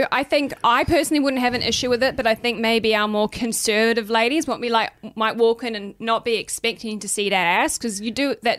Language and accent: English; New Zealand; also born or lived in Gold Coast, Queensland, Australia; we're Australian born, but I grew up in New Zealand. Anyway, I was actually born on the Gold Coast.